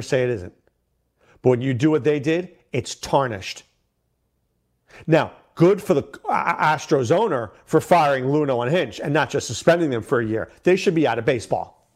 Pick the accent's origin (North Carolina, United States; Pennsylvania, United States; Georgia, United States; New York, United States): New York, United States; I grew up in New York